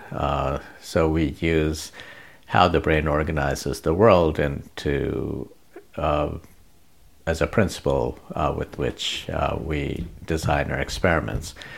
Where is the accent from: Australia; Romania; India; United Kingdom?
India; moved away; I grew up in India, went to a school run by Jesuits from Spain